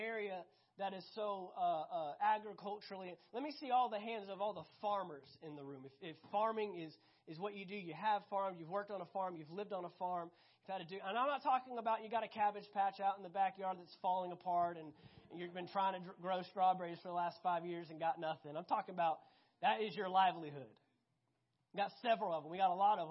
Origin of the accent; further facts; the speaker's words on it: Fort Worth, Texas, United States; I grew up 10 minutes south of downtown Fort Worth.